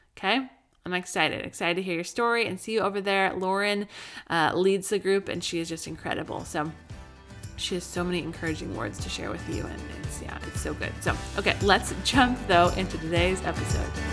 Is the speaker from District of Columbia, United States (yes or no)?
no; Colorado, United States; also born or lived in Southern California; now in California, United States; I grew up in Colorado